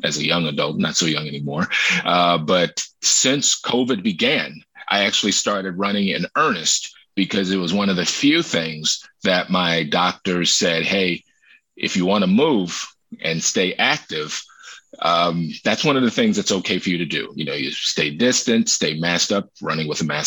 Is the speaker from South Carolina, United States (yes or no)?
no; Maryland, United States; moved away as an adult; now in New York City, United States; I grew up in Maryland and lived in Maryland up until 2019